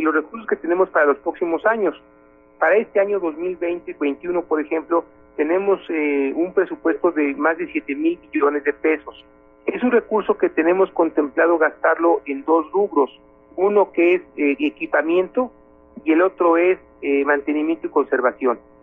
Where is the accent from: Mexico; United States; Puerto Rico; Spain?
Mexico; como mexicanos